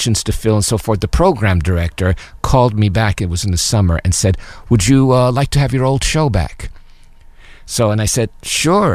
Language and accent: English; New York, United States; moved away; growing up in New York, I was listening to these classical stations